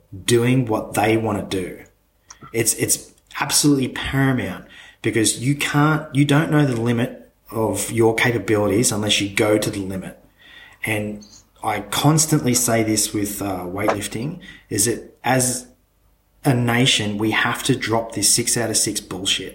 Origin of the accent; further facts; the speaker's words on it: Australia; as an Australian being part of the Commonwealth